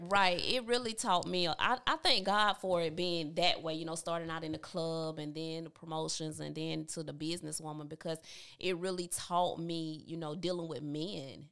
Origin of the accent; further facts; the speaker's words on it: Georgia, United States; now in Columbus, United States; Growing up in Tabitha, Georgia, I, I loved it